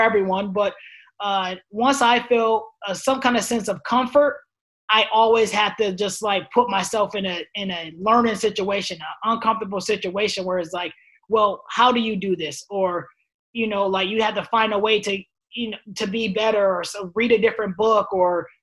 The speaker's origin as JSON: {"language": "English", "region": "New York", "country": "United States", "moved": "yes", "said": "my home state, which is New York"}